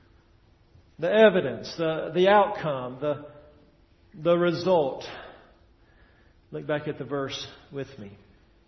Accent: Tennessee, United States; moved away; I'm from Tennessee. Back there in Tennessee, at least where I was from, we got about 50 inches of rain a year

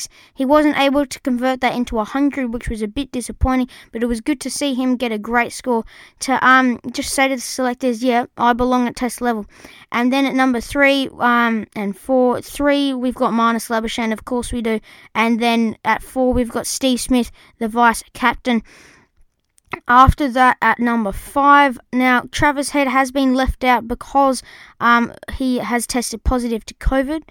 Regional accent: Australia; us Aussie

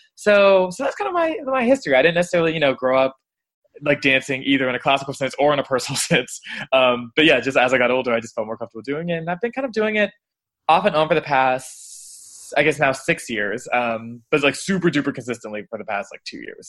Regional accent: Atlanta, Georgia, United States; now in Washington, DC, United States; I live in DC right now, but I'm actually originally from Atlanta, Georgia.

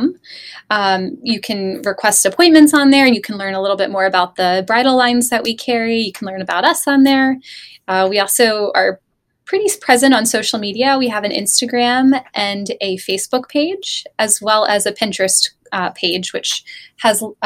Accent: Laurel, Maryland, United States; moved away as an adult; I'm from Maryland originally.

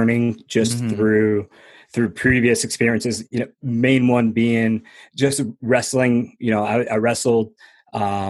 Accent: New Jersey, United States; also born or lived in Florida; I was born in Florida. And then finally we got to New Jersey, and my mother worked extremely hard by herself. She worked like three jobs, raised my brother

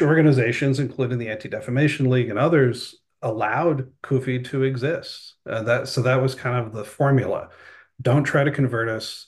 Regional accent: Oklahoma, United States; moved away; also born or lived in Palestine; I grew up with in Oklahoma

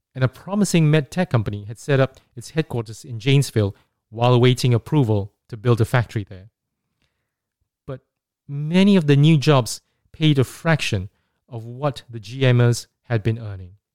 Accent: Singapore; growing up in Singapore in the nineteen eighties

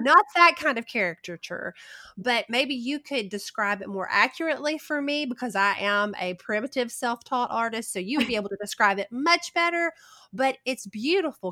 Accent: the South, United States; accent: Southern

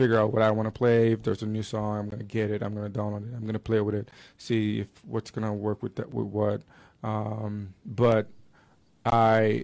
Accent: Port-au-Prince, Haiti; moved away as an adult; now in Salt Lake City, United States; I grew up in Haiti. I did all my schooling there until high school.

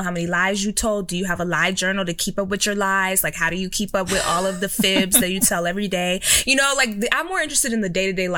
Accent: Texas, United States; I grew up in Texas

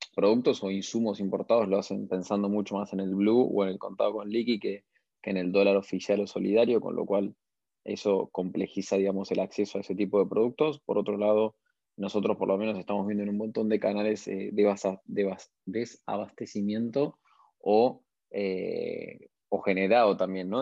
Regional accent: Argentina; tenemos la capacidad como argentinos

